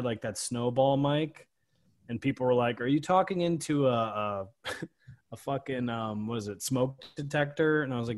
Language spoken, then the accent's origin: English; Connecticut, United States; we came from Connecticut, the Northeast